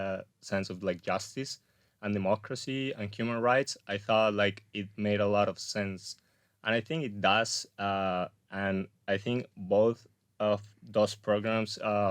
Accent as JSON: {"language": "English", "country": "Colombia", "tie": "born or raised there", "also_born_or_lived": "Spain / New Zealand / Australia / Vienna, Austria", "said": "So, well, first of all, like I'm Colombian, but I'm also Spanish. So okay. After I was born in Colombia, we moved to Spain. Eventually, we came back to Colombia."}